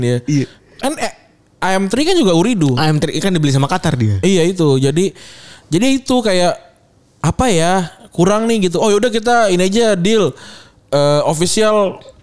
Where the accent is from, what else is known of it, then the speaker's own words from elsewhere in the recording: Bekasi, West Java, Indonesia; gue dari Bekasi